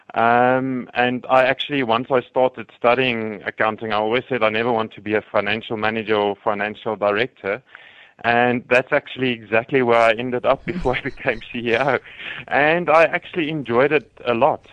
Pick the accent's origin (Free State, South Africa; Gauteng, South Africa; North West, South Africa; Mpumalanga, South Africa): Free State, South Africa; now in Johannesburg, South Africa; I grew up in the Free State, I still support the the Free State rugby team